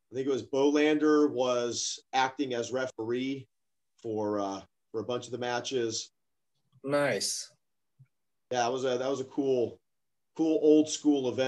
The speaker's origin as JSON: {"language": "English", "town": "Stockton", "region": "California", "country": "United States", "said": "and uh, you know, we're from Stockton"}